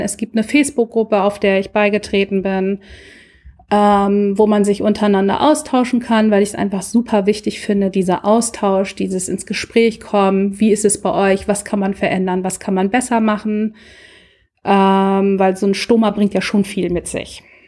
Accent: Lübeck, Schleswig-Holstein, Germany; Ich komme aus der Hansestadt Lübeck

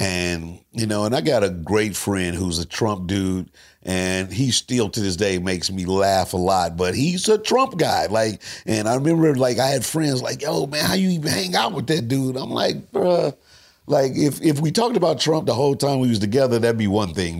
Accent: St. Louis, Missouri, United States; Me coming from Saint Louis

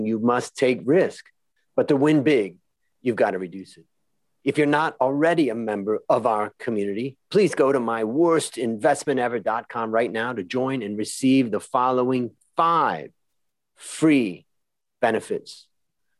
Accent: Hudson, Ohio, United States; moved away; I grew up outside of Cleveland, Ohio, in a little town called Hudson

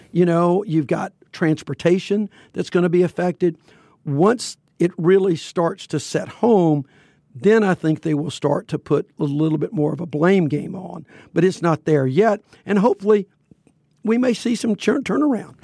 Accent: Fairfield, Alabama, United States; I grew up in Fairfield, which was a huge steel mill, uh, making facility

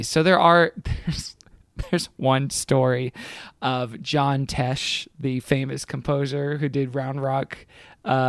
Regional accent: Houston, Texas, United States; my hometown of Houston, Texas

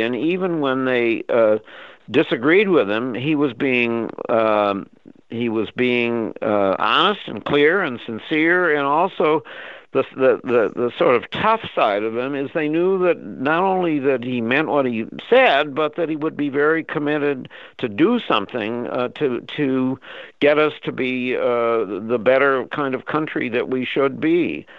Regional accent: Minnesota, United States; a friend of mine that I grew up with in Minnesota

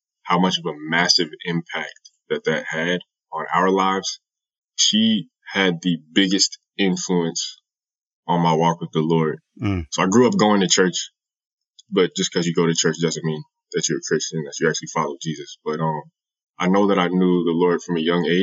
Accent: New Jersey, United States; also born or lived in Connecticut; I am from New Jersey. That's where I grew up. I was actually born in Connecticut. We spent my whole life in Jersey.

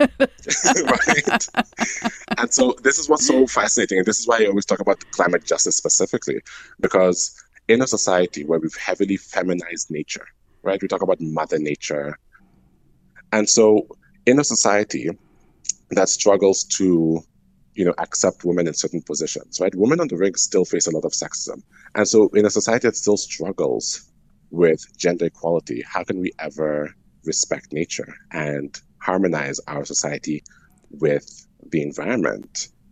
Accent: Calgary, Alberta, Canada; I'm Franco Albertan, so I'm francophone from Calgary.

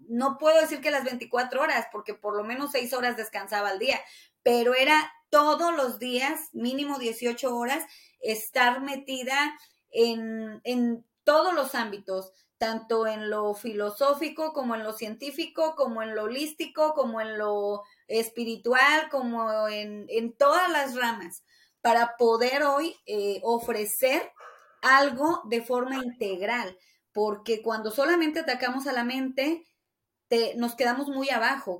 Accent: Taxco, Guerrero, Mexico; also born or lived in Hermosillo, Sonora / Los Angeles; now in Las Vegas, United States; Tasco es mi pueblo

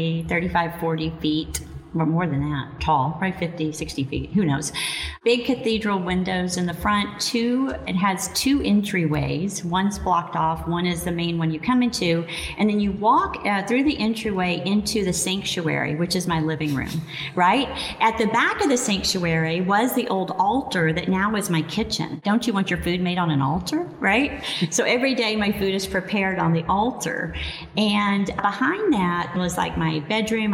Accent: Arkansas, United States; I grew up in Arkansas, an old country

